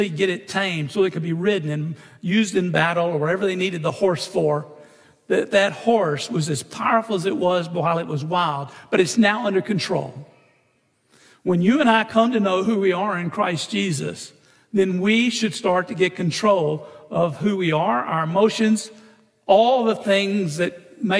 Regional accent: Orange, United States; when I'm a kid growing up in Orange, First Baptist Church of Orange

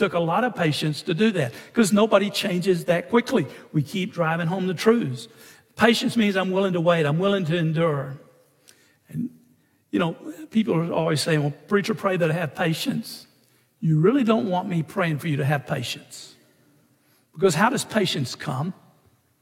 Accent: Orange, United States; when I'm a kid growing up in Orange, First Baptist Church of Orange

